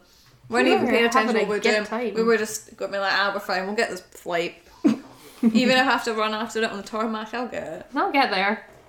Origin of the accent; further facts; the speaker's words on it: United Kingdom; We're too British.